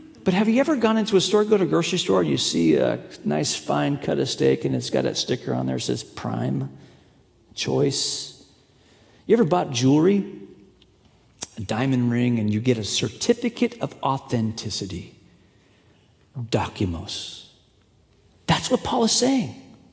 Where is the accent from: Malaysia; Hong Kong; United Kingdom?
Hong Kong; moved away; I grew up in China, grew up in Hong Kong